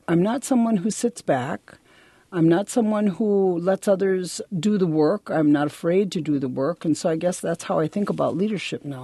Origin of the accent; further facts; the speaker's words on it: Milwaukee, Wisconsin, United States; also born or lived in Bad River, Wisconsin / Michigan; I was born there, but I was raised in Milwaukee primarily, and then back and forth between Milwaukee and a little bitty village in Michigan.